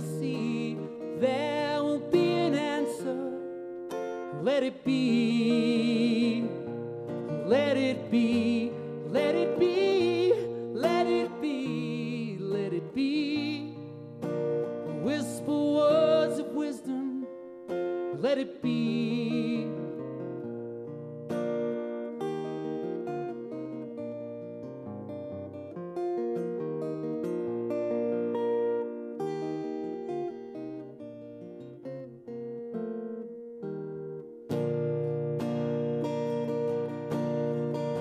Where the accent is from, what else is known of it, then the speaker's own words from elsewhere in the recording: Liverpool, North West England, United Kingdom; I came all the way from Liverpool